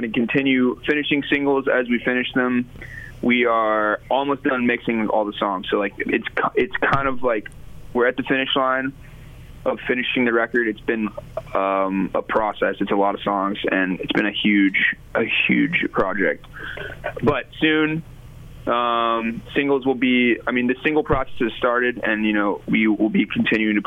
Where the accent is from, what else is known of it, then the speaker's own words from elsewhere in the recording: Memphis, Tennessee, United States; moved away as an adult; now in Nashville, United States; me and Spencer are from Memphis, born and raised in Memphis